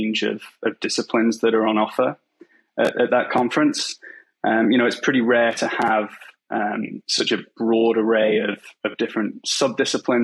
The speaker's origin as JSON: {"language": "English", "town": "Macclesfield", "region": "North West England", "country": "United Kingdom", "tie": "born or raised there", "moved": "as an adult", "lives_now": "Vancouver, Canada", "said": "So I grew up in a relatively small town in England called Macclesfield, and it's pretty rural."}